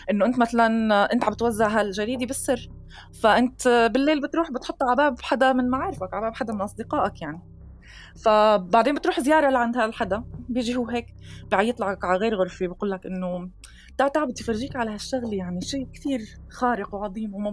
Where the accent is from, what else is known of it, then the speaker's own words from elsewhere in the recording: Syria; moved away; أنا طلعت من سوريا ببداية 2013